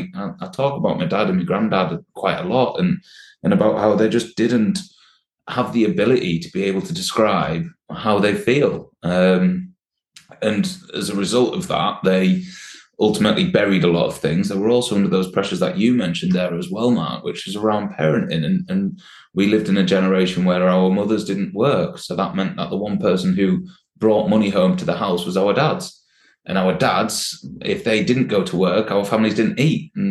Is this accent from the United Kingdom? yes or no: yes; Sheffield, Yorkshire and the Humber, United Kingdom; I well, I'm, I'm a Sheffield man.